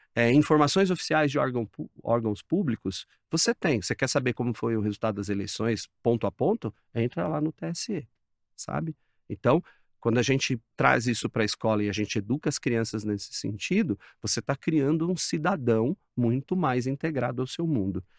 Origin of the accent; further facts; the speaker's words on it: São Paulo, Brazil; É eu sou aqui de São Paulo